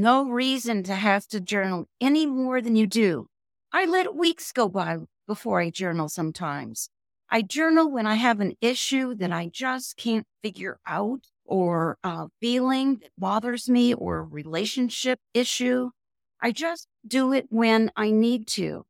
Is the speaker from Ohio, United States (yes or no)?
yes; Cincinnati, Ohio, United States; moved away as an adult; also born or lived in Toledo, Ohio / Wyoming; now in Jackson, United States; I was raised mostly in Ohio, born in Toledo, uh, lived mostly in Cincinnati